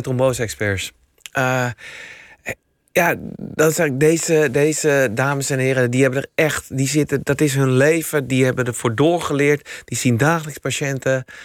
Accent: Amsterdam, North Holland, Netherlands; Eh, ik ben Amsterdammer. Ik ben heel trots dat ik Amsterdammer ben

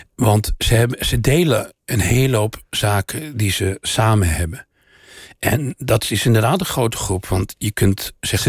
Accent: Oudenbosch, North Brabant, Netherlands; born or raised there

